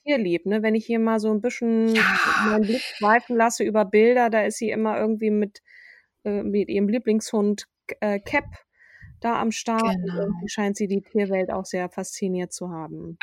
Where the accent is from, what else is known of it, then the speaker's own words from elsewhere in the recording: Schleswig-Holstein, Germany; in Schleswig-Holstein geboren, aber ich fühle mich als Schleswig-Holsteinerin.